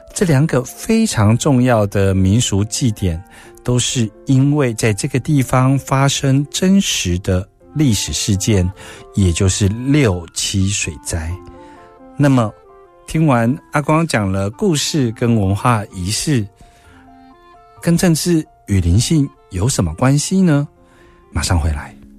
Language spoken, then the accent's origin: Chinese; Taiwan; 我们台湾人